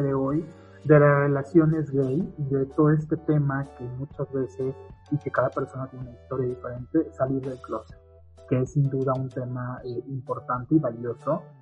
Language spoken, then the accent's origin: Spanish; Puebla, Mexico; somos de Puebla, del estado, de la ciudad